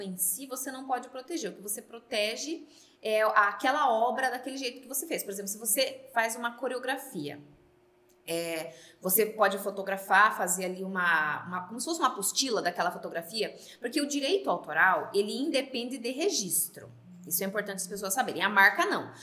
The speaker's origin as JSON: {"language": "Portuguese", "town": "Sorocaba", "region": "São Paulo", "country": "Brazil", "said": "eu sou aqui de Sorocaba"}